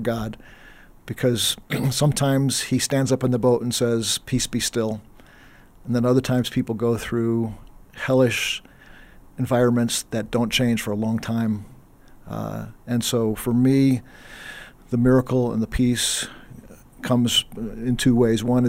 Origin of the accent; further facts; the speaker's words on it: East Texas, United States; I grew up in East Texas, in the late 70s, early 80s